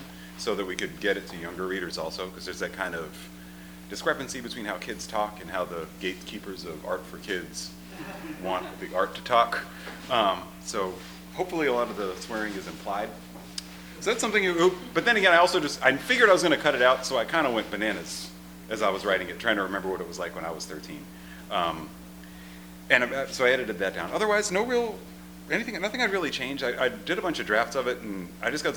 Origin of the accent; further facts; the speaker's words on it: Richmond, Virginia, United States; moved away as an adult; also born or lived in Boston area, Massachusetts / Chicago; now in Los Angeles, United States; I'm originally from the East Coast. I was born in the Boston area and did a lot of my growing up in Richmond, Virginia